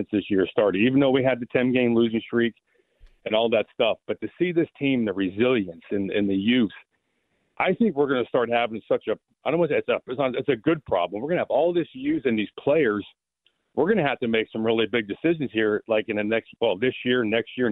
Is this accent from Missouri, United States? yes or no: no; Irwin, Pennsylvania, United States; moved away; I grew up in Irwin